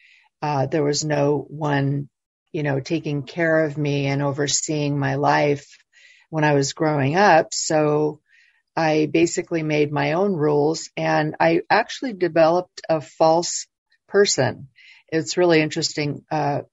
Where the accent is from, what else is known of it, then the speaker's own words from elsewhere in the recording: Los Angeles, California, United States; I was born in Los Angeles